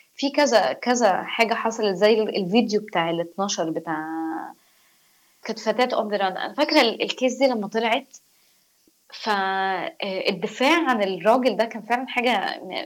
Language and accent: Arabic; Egypt; انا مصريه